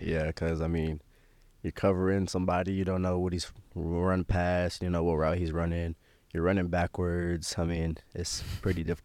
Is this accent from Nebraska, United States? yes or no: yes; Omaha, Nebraska, United States; my parents raised me there. Like you said, I lived there my whole life